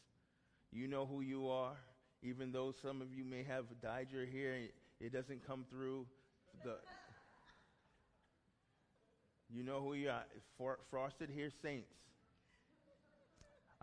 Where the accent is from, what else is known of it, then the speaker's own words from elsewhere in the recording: New York City, New York, United States; I'm from Brooklyn, New York